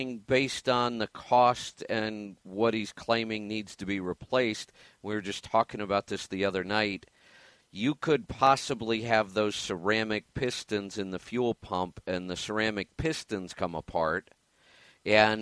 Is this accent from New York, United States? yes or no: no; Oregon, United States; my home state of Oregon